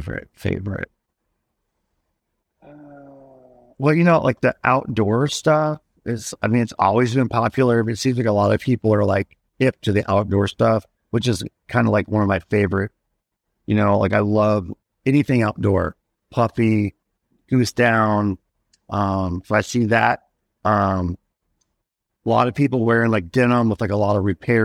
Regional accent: Kentucky, United States; moved away; I grew up in Kentucky

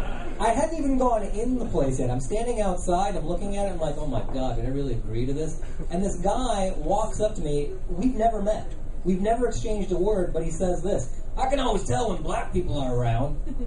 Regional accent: Illinois, United States; I'm originally from Illinois. That's why I look like this.

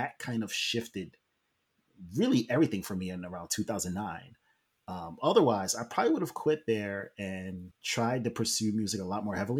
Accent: New York, United States; we all worked in New York, and I'm from New York. So all my high school friends are there.

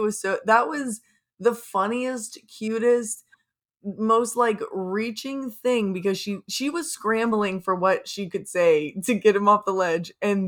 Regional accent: Florida, United States; I thought it did, but I'm from Florida, so I don't know what snow looks like.

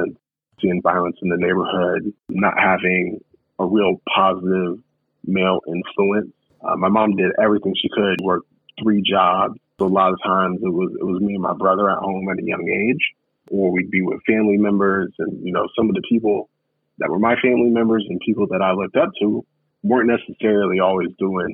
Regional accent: Des Moines, Iowa, United States; I grew up in Des Moines, Iowa, grew up off of 16th and Hickman in Des Moines

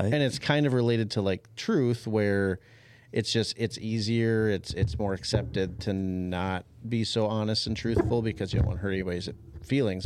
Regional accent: Champlin, Minnesota, United States; I grew up in Champlin

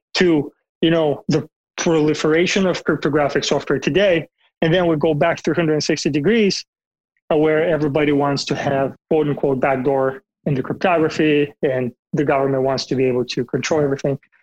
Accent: Bulgaria; moved away; I'm from Bulgaria originally in Eastern Europe.

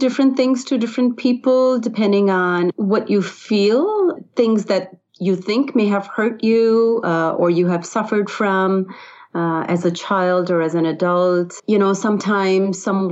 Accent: India; moved away as an adult; now in United States; I grew up in India, and I was exposed to yoga early on in school

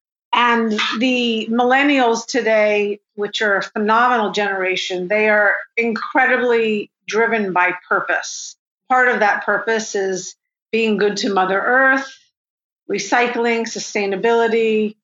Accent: Santa Fe, New Mexico, United States; moved away as an adult; also born or lived in San Francisco; I grew up in Santa Fe, New Mexico, which is in the high Rocky Mountain desert here in the States

